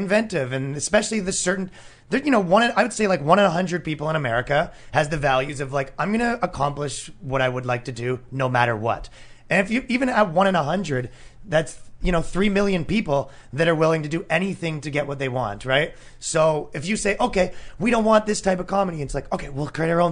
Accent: Canada; now in New York, United States; I'm Canadian.

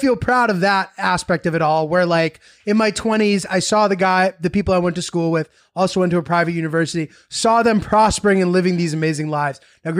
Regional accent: Haddam, Connecticut, United States; I'm from Connecticut

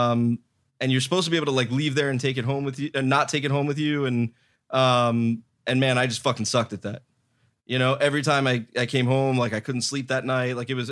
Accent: Miami, Florida, United States

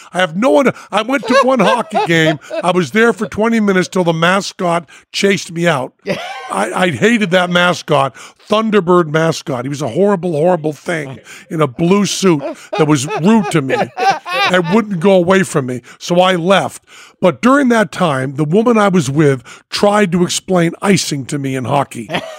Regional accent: Western Massachusetts, United States; I'm from Massachusetts, Western Mass

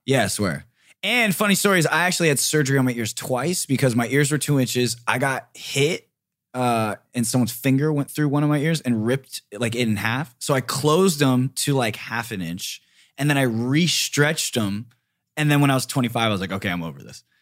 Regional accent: Riverside, California, United States; now in Los Angeles, United States; I grew up in Riverside, and it was Orange Groves

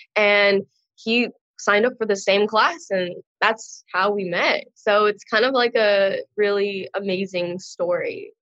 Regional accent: Long Beach, California, United States; I'm from Long Beach, California. Um, I was born there. I went to college there. Pretty much grew up there my whole life.

